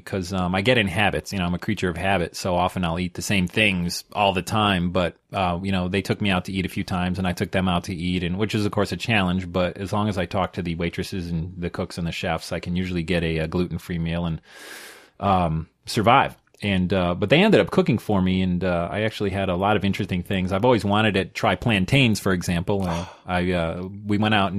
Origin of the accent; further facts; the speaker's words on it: New York, United States; I'm from New York